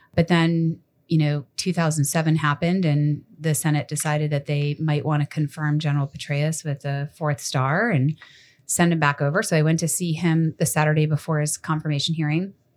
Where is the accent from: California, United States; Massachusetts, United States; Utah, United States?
Massachusetts, United States; moved away; growing up in Massachusetts